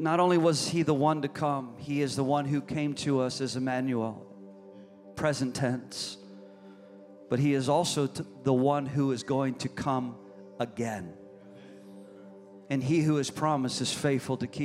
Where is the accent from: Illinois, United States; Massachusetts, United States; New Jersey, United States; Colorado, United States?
Illinois, United States; now in Florida, United States; I'm from Illinois